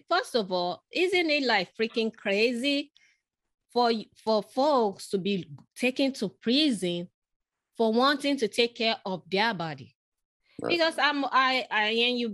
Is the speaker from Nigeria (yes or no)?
yes; Lagos, Nigeria; moved away; I grew up in Africa